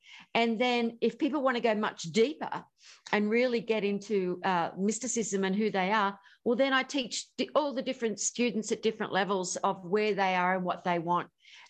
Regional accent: Australia; I'm Australian.

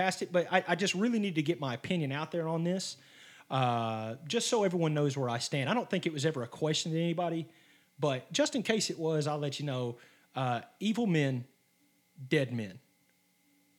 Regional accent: Arkansas, United States; we're from Arkansas.

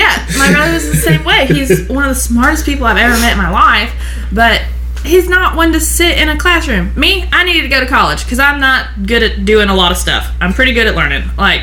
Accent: Georgia, United States; I grew up here in a multicultural family

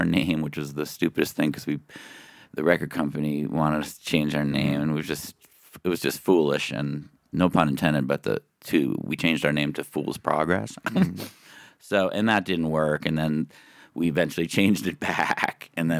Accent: Dover, Massachusetts, United States; moved away; also born or lived in Boulder, Colorado; I'm originally from a small town outside of Boston called Dover, Mass.

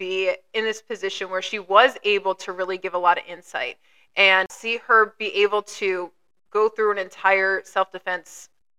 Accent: Baltimore, Maryland, United States; moved away; Or like a box cutter happened down in Baltimore, at my hometown.

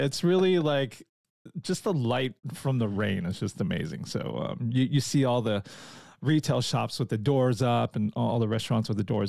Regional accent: California, United States; I'm from California, actually, where there's just one season. It's just kind of summer year round. So I moved up here about 5 years ago

